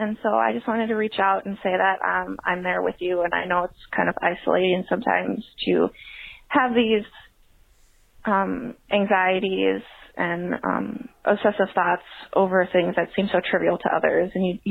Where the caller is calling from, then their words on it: Minneapolis, Minnesota, United States; I'm calling from Minneapolis, Minnesota.